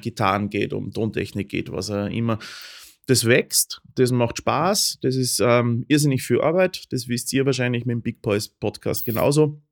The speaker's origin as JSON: {"language": "German", "region": "Upper Austria", "country": "Austria", "moved": "yes", "lives_now": "Vienna, Austria", "said": "ich komme aus Oberösterreich mhm. grundsätzlich und äh, schon immer"}